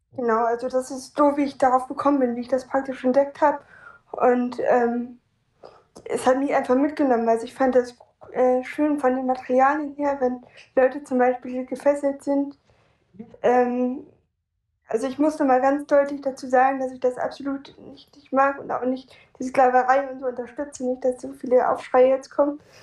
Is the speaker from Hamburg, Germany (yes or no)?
yes; Hamburg, Germany; ich komme aus Hamburg